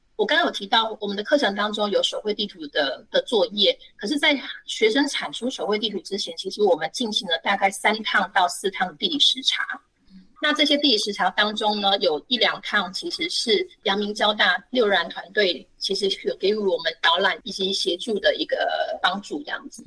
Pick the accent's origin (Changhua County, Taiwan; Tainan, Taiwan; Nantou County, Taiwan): Nantou County, Taiwan; now in Hsinchu, Taiwan; 我是南投人，我不是新竹人